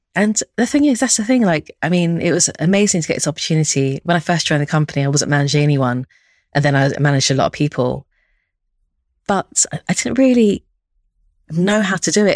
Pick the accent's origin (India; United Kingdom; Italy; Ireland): United Kingdom; London; also born or lived in Stockholm, Sweden; I grew up in Northwest London and Harrow